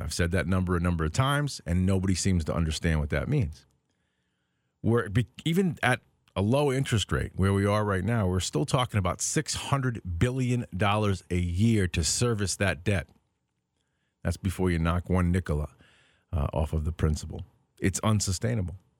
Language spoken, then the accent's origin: English; United States; I'm an American. I was born here